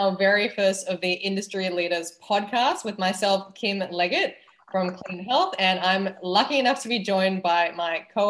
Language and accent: English; Malaysia; accent: slight cross between Canadian, American, Australian; But so I am Malaysian with British roots. And the accent is a slight cross between Canadian, American, Australian, but I went to an international school.